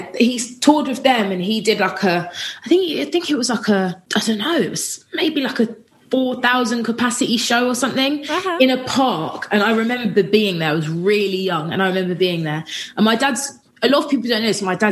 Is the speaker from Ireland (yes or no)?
no; Watford, East of England, United Kingdom; I grew up in Watford. So I'm from Watford. Which is just outside of London.